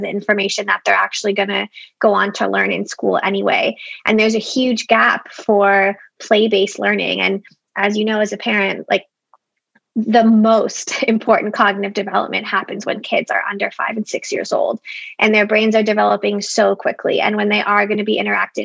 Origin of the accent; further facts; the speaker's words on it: Toronto, Ontario, Canada; I'm from Toronto, and I am in Toronto